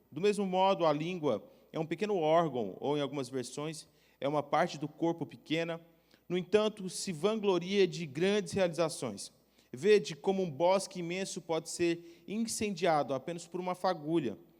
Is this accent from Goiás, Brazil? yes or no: yes; Goiânia, Goiás, Brazil; now in Blumenau, Brazil; eu sou de Goiânia